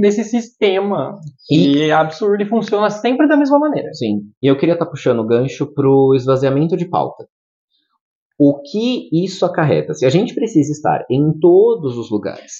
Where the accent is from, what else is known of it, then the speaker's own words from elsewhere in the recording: Guarulhos, São Paulo, Brazil; Eu, eu sou nascido e criado em Guarulhos.